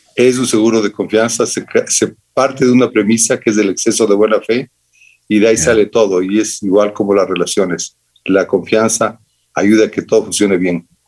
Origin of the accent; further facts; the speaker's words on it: Quito, Pichincha, Ecuador; Quito terminaba en mi infancia, Quito terminaba en Orellana